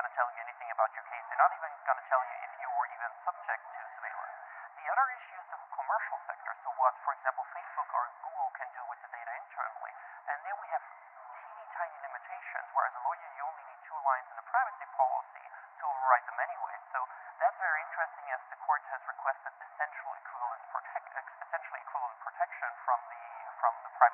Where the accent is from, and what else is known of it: Austria